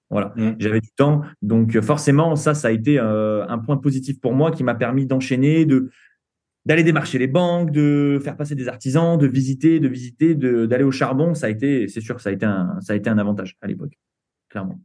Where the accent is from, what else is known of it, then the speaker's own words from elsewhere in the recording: Saint-Étienne, Auvergne-Rhône-Alpes, France; on vient de Saint-Étienne